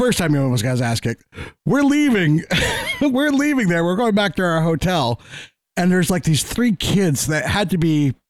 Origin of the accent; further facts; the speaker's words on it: Vermont, United States; we're from Vermont.